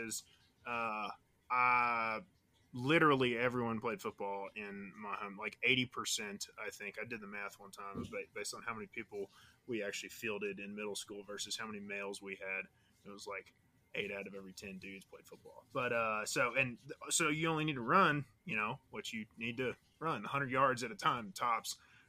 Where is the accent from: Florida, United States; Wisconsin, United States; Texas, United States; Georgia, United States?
Texas, United States; West; moved away as an adult; now in Fort Carson, United States; I'm from Texas originally. Played football circa like Friday Night Lights movie time release in West Texas, and powerlifted in high school.